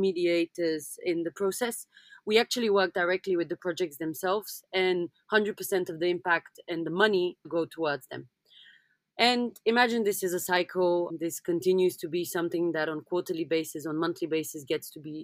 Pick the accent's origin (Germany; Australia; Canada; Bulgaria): Bulgaria; Sofia; moved away; also born or lived in London; I come from Bulgaria, which means that up until 1989, we had communism.